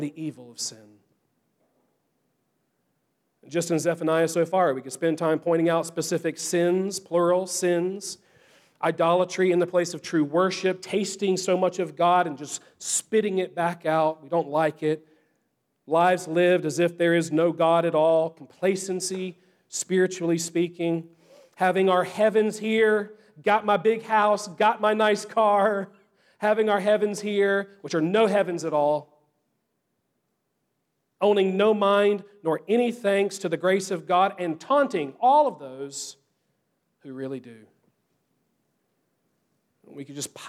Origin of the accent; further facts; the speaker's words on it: Easley, South Carolina, United States; also born or lived in Louisville, Kentucky; I grew up like right outside of Easley